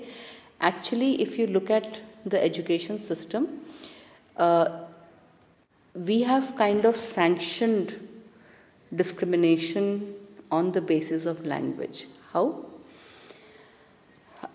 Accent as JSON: {"language": "English", "country": "India", "first_language": "Hindi", "second_language": "English", "said": "my mother tongue, for example, is Hindi. I did not go to a Hindi medium school"}